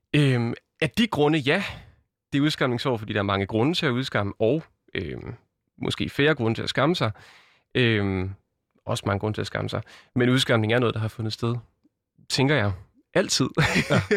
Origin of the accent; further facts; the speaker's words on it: a small town outside Randers, Central Denmark Region, Denmark; now in Aarhus, Denmark; jeg er født i Aarhus, vokset op i en lille by uden for Randers